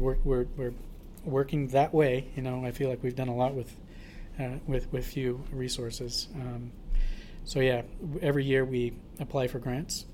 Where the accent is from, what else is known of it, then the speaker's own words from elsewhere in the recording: Portland, Oregon, United States; I was born and raised in Portland.